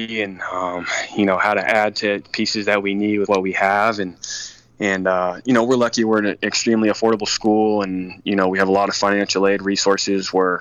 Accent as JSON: {"language": "English", "town": "San Diego", "region": "California", "country": "United States", "tie": "born or raised there", "said": "I grew up here in San Diego"}